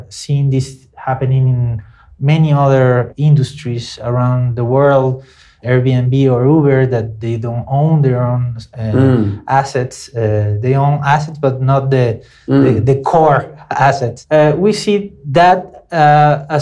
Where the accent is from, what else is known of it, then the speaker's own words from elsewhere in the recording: Venezuela; moved away as an adult; also born or lived in Brazil; now in São Paulo, Brazil; I am from Venezuela, which is not a very fashionable country right now.